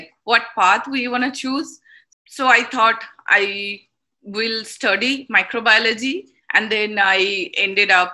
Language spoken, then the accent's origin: English; India; moved away as an adult; also born or lived in Kolkata, India; now in St. Louis, United States; I was like born and brought up in India